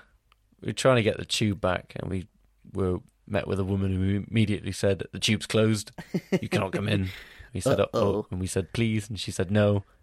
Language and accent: English; Lydney, South West England, United Kingdom; I'm from Lydney, which is in Forrester Dean.